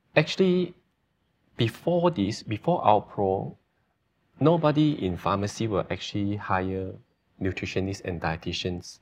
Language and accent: English; Sarikei, Sarawak, Malaysia; also born or lived in Australia; I'm originally from Sarikei, uh, born and raised in Sarikei.